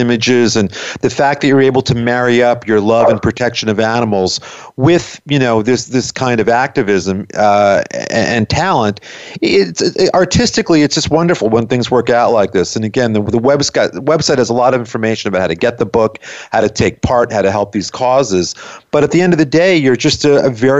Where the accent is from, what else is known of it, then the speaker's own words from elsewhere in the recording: New York, United States; moved away; growing up in New York, growing up in New York as a kid in the late 60s, early 70s